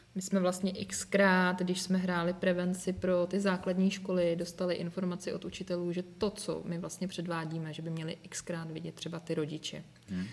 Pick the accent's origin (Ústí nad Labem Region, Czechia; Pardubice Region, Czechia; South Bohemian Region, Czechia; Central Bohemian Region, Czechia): Ústí nad Labem Region, Czechia; Most; also born or lived in Prague; chybělo mi to moje rodné město a, ti přátelé a ti všichni, takže já jsem se ve finále vrátila